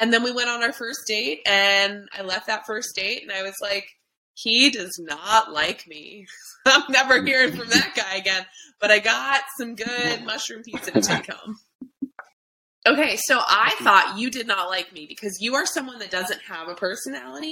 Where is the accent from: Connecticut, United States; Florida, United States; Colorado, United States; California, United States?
Florida, United States; South; I'm from South Florida